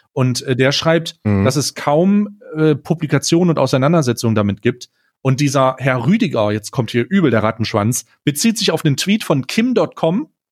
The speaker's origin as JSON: {"language": "German", "town": "Magdeburg", "region": "Saxony-Anhalt", "country": "Germany", "moved": "yes", "said": "ich komme, äh, ursprünglich, äh, aus Magdeburg"}